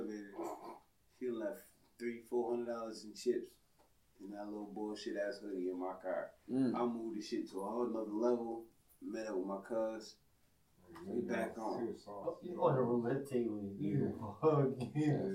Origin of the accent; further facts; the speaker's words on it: Buffalo, New York, United States; I'm from Buffalo